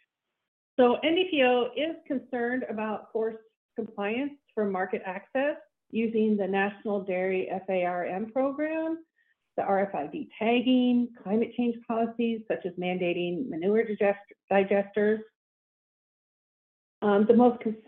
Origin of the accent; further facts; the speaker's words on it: Florida, United States; moved away as an adult; now in Lake City, Minnesota, United States; I was born and raised in Florida.